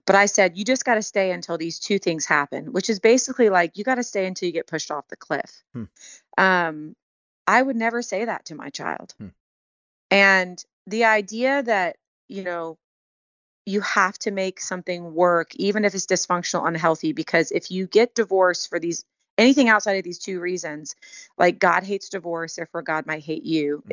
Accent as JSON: {"language": "English", "town": "Houston", "region": "Texas", "country": "United States", "tie": "born or raised there", "also_born_or_lived": "Colorado / Long Beach, California", "moved": "as an adult", "lives_now": "Nashville, United States", "said": "I grew up in Houston, born and raised, hmm. 18 hmm. years, and then I lived in Colorado for pretty much the next 18 years"}